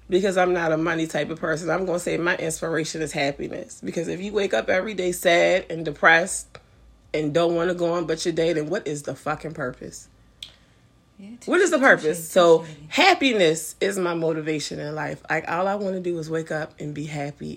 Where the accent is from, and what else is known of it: Annapolis, Maryland, United States; moved away